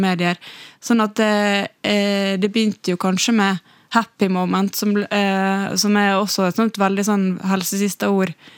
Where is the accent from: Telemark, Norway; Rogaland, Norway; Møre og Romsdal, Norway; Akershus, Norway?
Møre og Romsdal, Norway; Ålesund; accent: Ålesund dialect; jeg har beholdt Ålesundsdialekten eh, min så bra.